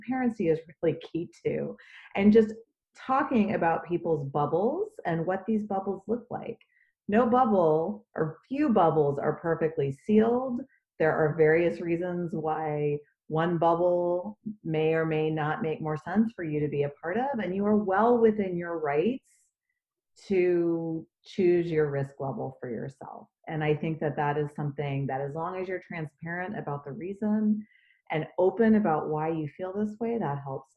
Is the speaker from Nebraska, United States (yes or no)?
no; Dallas, Texas, United States; moved away; my hometown and our community members in Dallas. I'm a native Dallasite